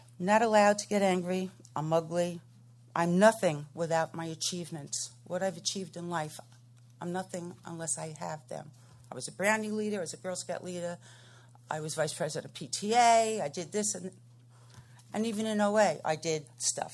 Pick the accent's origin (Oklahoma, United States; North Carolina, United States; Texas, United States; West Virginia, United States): North Carolina, United States; I'm from Piscataway Forest, North Carolina